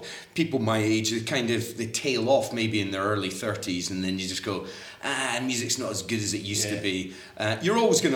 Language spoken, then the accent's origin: English; Fife, Scotland, United Kingdom; I'm from the East Coast as well, from down a bit, from Fife.